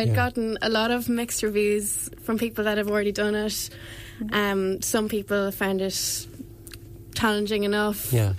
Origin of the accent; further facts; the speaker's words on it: Ferns, Leinster, Ireland; Yeah, I'm from Ferns.